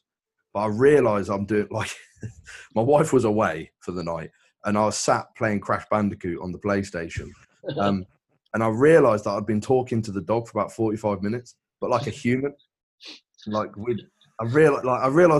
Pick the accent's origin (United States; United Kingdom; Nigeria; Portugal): United Kingdom; England; I'm from England. You can probably tell from the accent.